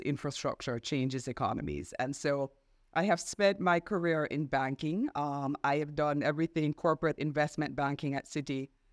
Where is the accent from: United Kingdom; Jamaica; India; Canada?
Jamaica; moved away as an adult; also born or lived in Washington; I'm Jamaican.